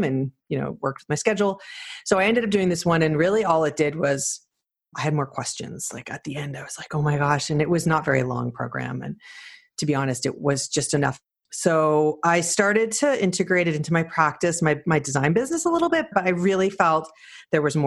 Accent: Canada; also born or lived in Toronto; as a Canadian to travel all the time to do the program

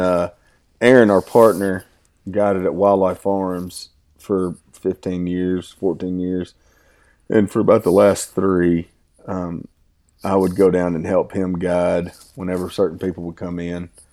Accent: Southeast Arkansas, United States; now in Oklahoma, United States; I'm from Southeast Arkansas. I'm, my family farms in Dumas, Arkansas.

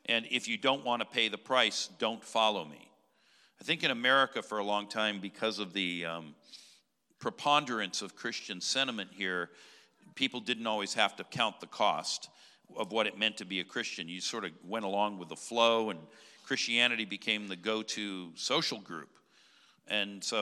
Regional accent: California, United States; my home state of California

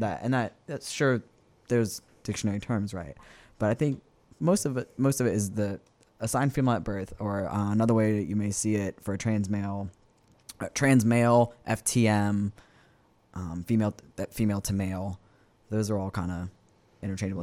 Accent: West Bank, Louisiana, United States; I am born and raised, uh, on the West Bank

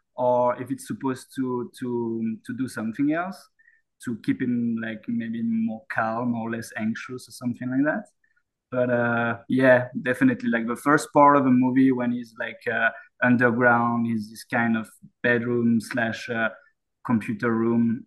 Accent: Saint-Étienne, Auvergne-Rhône-Alpes, France; moved away as an adult; now in Yukon, Canada; my hometown is called Saint Etienne

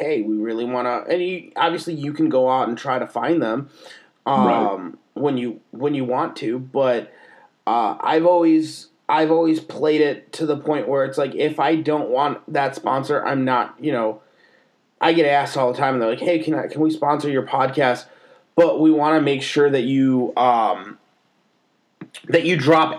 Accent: Chicago, Illinois, United States; We're from Chicago

